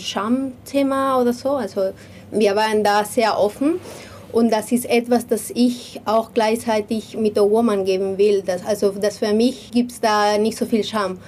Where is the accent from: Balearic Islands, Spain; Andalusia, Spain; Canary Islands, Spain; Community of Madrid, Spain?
Community of Madrid, Spain; Madrid; moved away; ich komme aus, aus Madrid